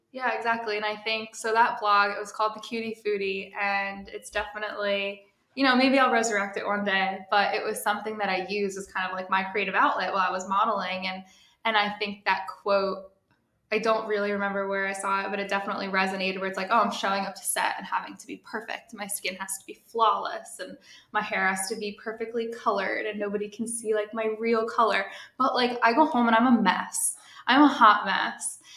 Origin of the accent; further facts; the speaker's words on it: New Jersey, United States; now in New York City, United States; I'm based in New York City. I'm originally from New Jersey